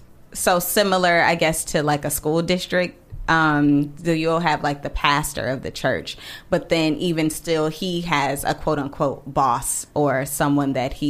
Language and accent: English; Elkhart, Indiana, United States; moved away; Elkhart, Indiana, which is where I'm from.